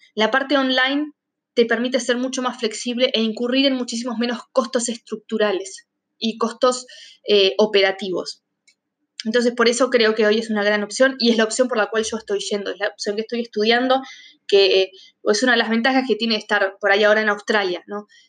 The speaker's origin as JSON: {"language": "Spanish", "country": "Argentina", "moved": "yes"}